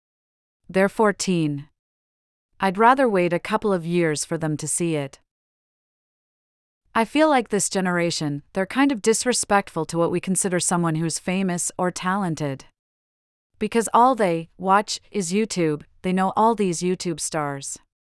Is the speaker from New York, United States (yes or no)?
no; Virginia, United States; Yeah, and also my home state of Virginia, I've helped out.